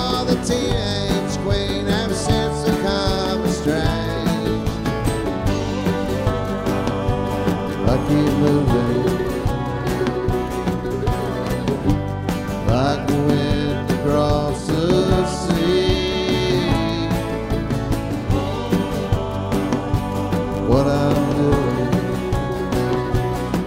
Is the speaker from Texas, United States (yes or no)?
yes; Houston, Texas, United States; also born or lived in Austin, Texas; I grew up in Houston, Texas, and I went to Texas A&M University